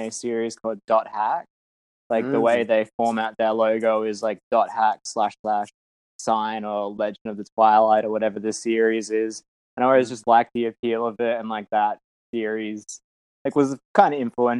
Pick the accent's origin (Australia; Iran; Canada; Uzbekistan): Australia; Perth, Western Australia; I'm from Perth in Western Australia